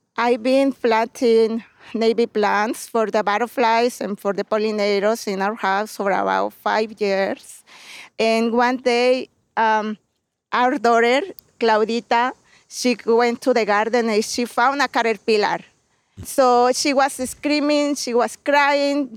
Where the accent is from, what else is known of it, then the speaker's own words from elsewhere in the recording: Puebla, Mexico; English is a second language; moved away as an adult; now in Chicago, United States; I'm from Puebla.